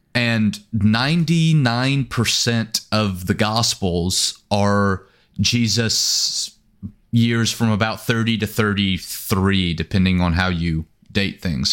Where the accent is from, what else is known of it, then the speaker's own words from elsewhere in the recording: East Texas, United States; moved away as an adult; also born or lived in Oklahoma; I was born and raised here in East Texas